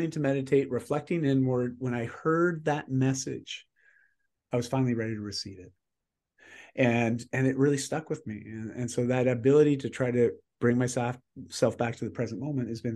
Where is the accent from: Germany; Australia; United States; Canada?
Canada; I'm Canadian.